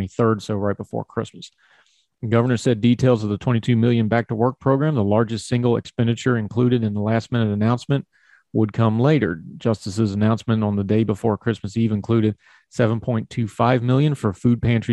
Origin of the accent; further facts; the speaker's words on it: West Virginia, United States; my home state of West Virginia